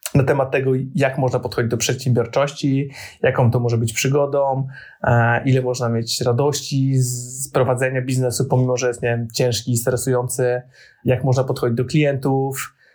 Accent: Poland; jestem z Polski

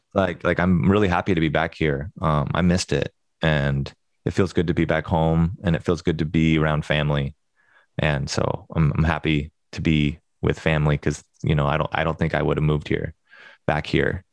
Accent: Springfield, Oregon, United States; I grew up in Springfield

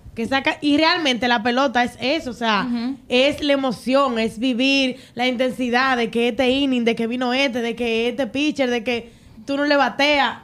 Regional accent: Santiago de los Caballeros, Santiago, Dominican Republic; soy santiaguera

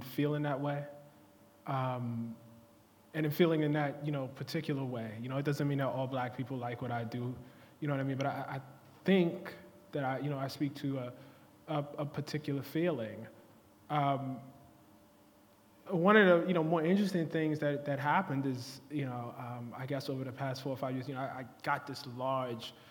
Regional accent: United States

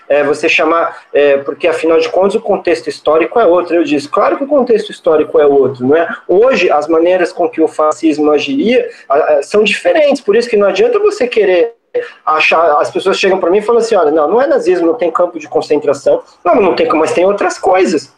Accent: São Paulo, Brazil; eu sou paulistano há muito tempo, inclusive eu sou paulistano desde o dia que eu nasci

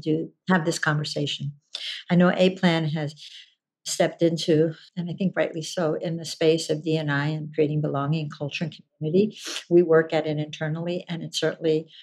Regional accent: New Jersey, United States; from the country of New Jersey. That gives you my background. That's where I was born and raised

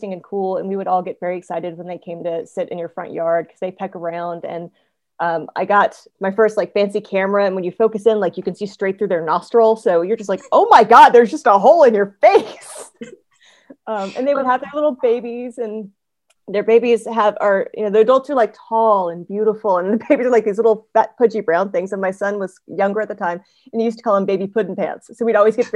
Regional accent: Georgia, United States; I'm from Georgia. So Florida was where we vacationed as a kid

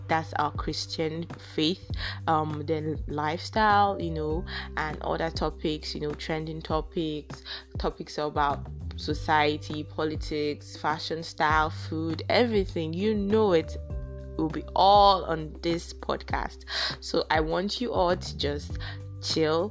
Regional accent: Nigeria; I'm a Nigerian currently staying in Nigeria

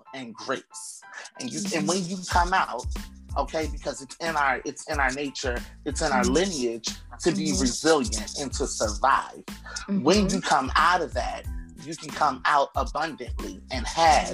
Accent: Atlantic City, New Jersey, United States; also born or lived in Camden, New Jersey / Philadelphia, Pennsylvania; I was born and raised in Atlantic City, New Jersey, and then Camden, New Jersey, and then Philly

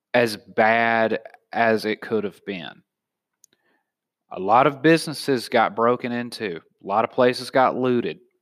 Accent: the South, United States; now in San Diego, United States; I'm from the South

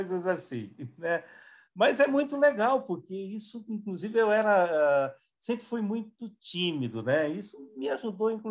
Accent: Marília, São Paulo, Brazil; Na realidade, eu sou de Marília. Né? Marília é uma cidade nova, é uma cidade que não tem 100 anos ainda, tem 93 anos.

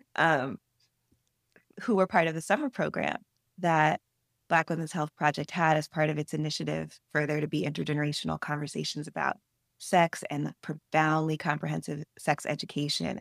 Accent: Atlanta, Georgia, United States; when I was a teenage writer growing up in Atlanta

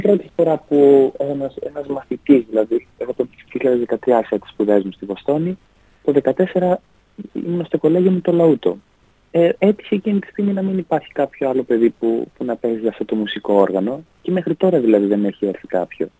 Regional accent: Ioannina, Epirus, Greece; also born or lived in Pogoni / Klimatia, Ioannina; μεγάλωσα στα Γιάννα

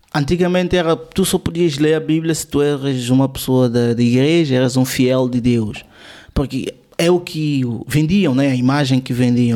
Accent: São Tomé & Príncipe; sou de São Tomé.

